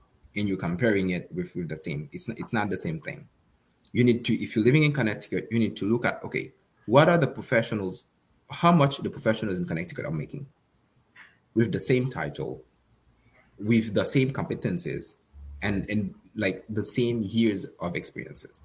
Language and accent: English; Haiti; moved away; I'm from Haiti.